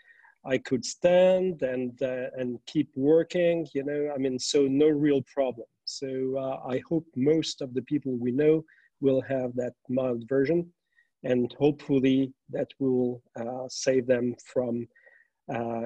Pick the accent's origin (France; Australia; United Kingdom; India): France; Metz, Grand Est; moved away as an adult; also born or lived in Paris / United States; now in Luxembourg; I was born in Metz on the other side of the border. I studied in Paris and after in the US